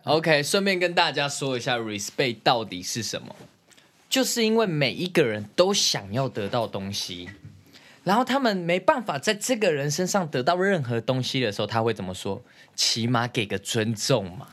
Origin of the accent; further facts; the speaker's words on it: Zhongli, Taoyuan, Taiwan; 我从小到大在中立生活的